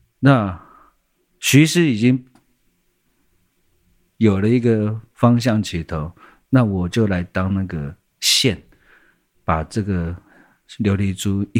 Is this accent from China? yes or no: no; Taipei, Taiwan; 因为我从小在台北长大，